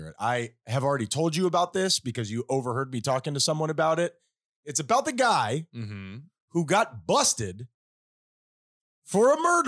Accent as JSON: {"language": "English", "town": "Miami", "region": "Florida", "country": "United States", "said": "we're very famously from Miami"}